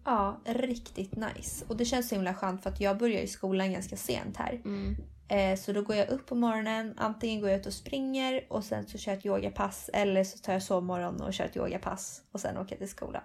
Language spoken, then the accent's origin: Swedish; Sweden; moved away as an adult; now in Spain; vi var från Sverige